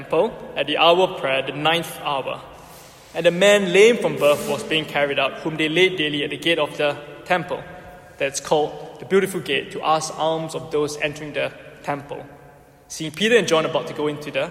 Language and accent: English; Singapore; now in United Kingdom; I'm Singaporean